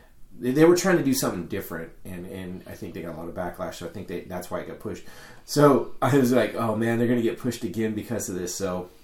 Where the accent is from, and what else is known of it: Sacramento, California, United States